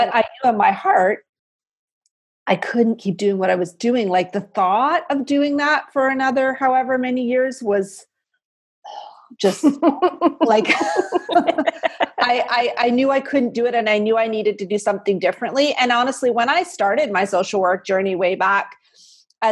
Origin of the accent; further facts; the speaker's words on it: Canada; I'm a Canadian